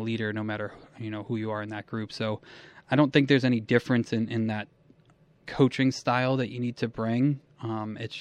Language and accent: English; New England, United States; moved away as an adult; also born or lived in Philadelphia / Springfield, Massachusetts / Elmira, New York; now in Buffalo, United States; I grew up in New England